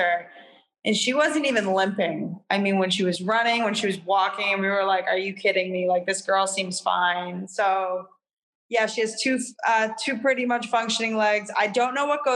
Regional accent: Londonderry, New Hampshire, United States; I grew up in Londonderry, New Hampshire

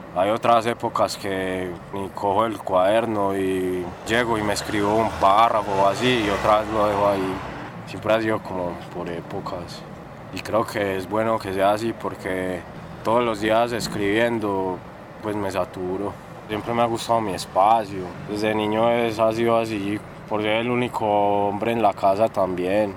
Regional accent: El Retiro, Antioquia, Colombia; born or raised there; also born or lived in Medellín / La Ceja / Llano Grande

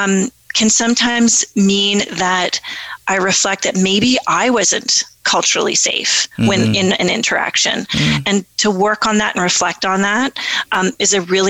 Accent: Alderville First Nation, Ontario, Canada; now in Ottawa, Canada; But really, Alderville is where I grew up.

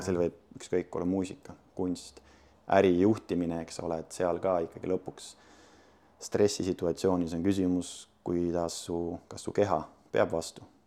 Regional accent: Sindi, Pärnu County, Estonia; ma olen Sindist pärit, Sindis kasvanud, käinud koolis

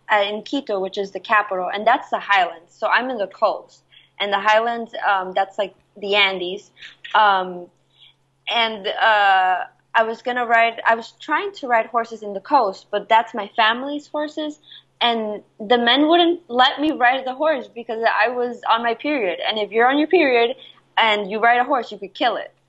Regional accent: Jersey City, New Jersey, United States; also born or lived in Guayaquil, Ecuador; I was raised in Jersey City

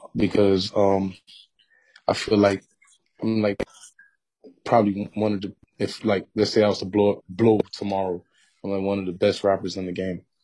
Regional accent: North Miami, Florida, United States; growing up in North Miami

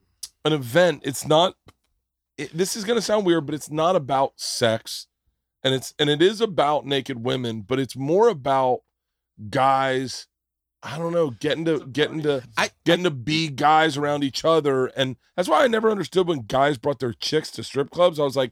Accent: Florida, United States; but I grew up in Florida

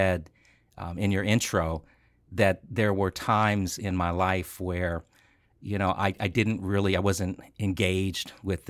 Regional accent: Washington, District of Columbia, United States; born there; also born or lived in Rockville, Maryland / California; I was born in Washington, D.C., and we lived in Maryland, Rockville, Maryland, for a while before my family moved out to California.

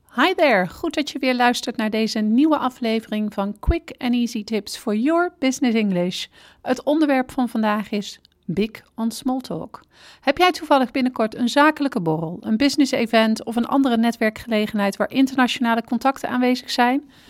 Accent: Netherlands; als Nederlanders

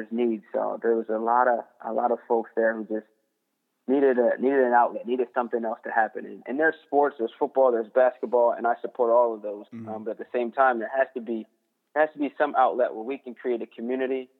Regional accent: Delaware, United States; moved away as an adult; also born or lived in Pennsylvania; now in Washington, United States; I'm from the East Coast, born in Pennsylvania. I grew up in Delaware. I'm a long way from home, and I'm out here because the military moved me around.

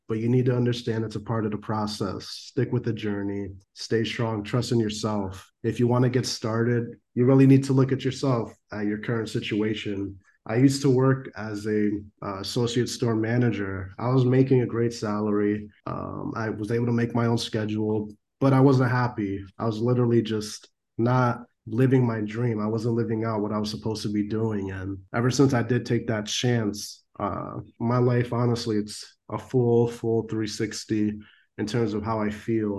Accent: Norwalk, Connecticut, United States; I grew up in Norwalk, Connecticut, and I still live here. It's my hometown

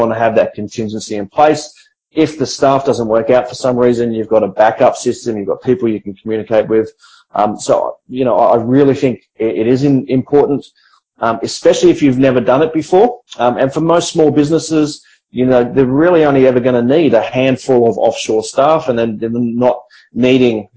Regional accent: Australia; now in Philippines; I'm an Australian entrepreneur, I have Australian managers

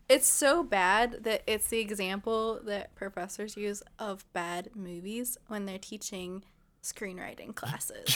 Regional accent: Ontario, California, United States; I'm from Ontario

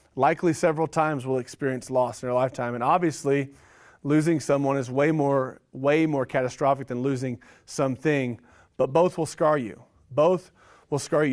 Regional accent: Oklahoma, United States; moved away; growing up, I grew up in Oklahoma

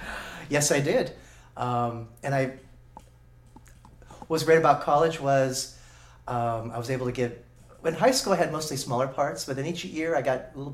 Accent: Albany, California, United States; I was born in Albany, California.

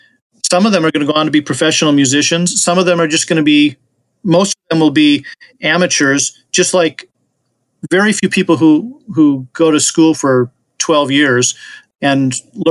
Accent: Wisconsin, United States; my home state of Wisconsin

